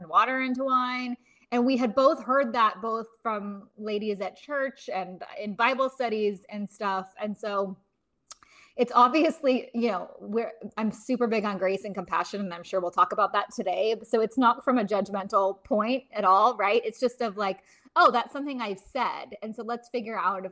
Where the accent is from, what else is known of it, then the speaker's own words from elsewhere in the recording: Los Angeles, California, United States; moved away as an adult; now in London, United Kingdom; I grew up in Los Angeles